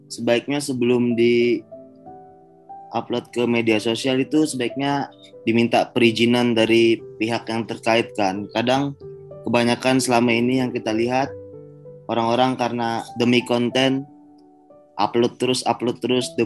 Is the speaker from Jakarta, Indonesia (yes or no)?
no; Banjarmasin, South Kalimantan, Indonesia; now in Surabaya, Indonesia; kalau aku asal Kalimantan Selatan, kota Banjarmasin, tapi sekarang aku lagi stay di Surabaya.